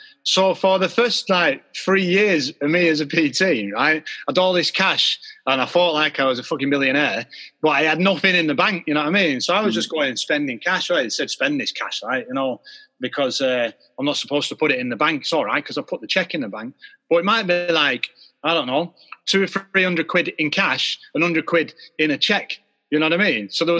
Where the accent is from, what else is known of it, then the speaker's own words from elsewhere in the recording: Wardour Village, England, United Kingdom; I come from Wardour Village, yeah, and it's like a maybe a little bit of farming village or whatever, you know, right at the foot of the Pennine.